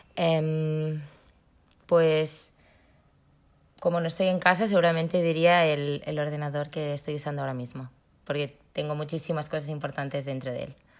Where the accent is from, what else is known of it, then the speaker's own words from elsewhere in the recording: Barcelona, Catalonia, Spain; Soy de Barcelona